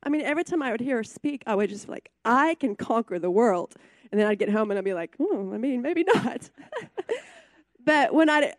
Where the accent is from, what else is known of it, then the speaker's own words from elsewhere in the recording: Mutual, United States; I grew up in Mutual on a farm